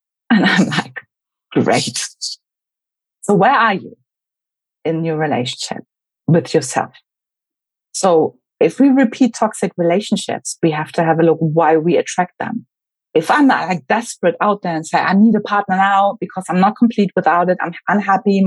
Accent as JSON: {"language": "English", "region": "Berlin", "country": "Germany", "tie": "born or raised there", "also_born_or_lived": "United Kingdom", "moved": "as an adult", "said": "I grew up in Berlin"}